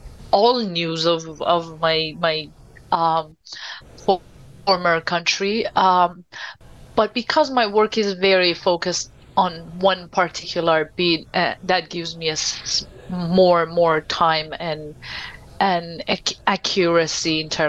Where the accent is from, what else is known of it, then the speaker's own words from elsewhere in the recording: Iran; now in United States; I was born and raised in Iran